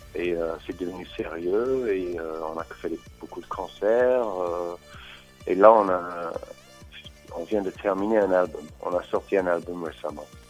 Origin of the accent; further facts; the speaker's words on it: England, United Kingdom; French is a second language; now in Paris, France; je suis anglais